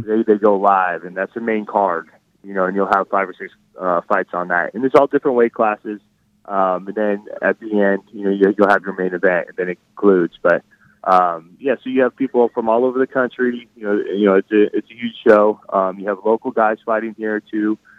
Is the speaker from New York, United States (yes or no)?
no; Reno, Nevada, United States; moved away as an adult; also born or lived in Arizona; I, I grew up in Reno, Nevada